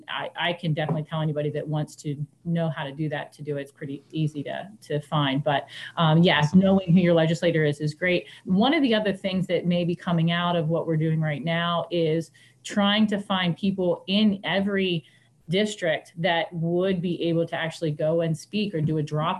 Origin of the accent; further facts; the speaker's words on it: United States; I grew up here, so I'm back home where I grew up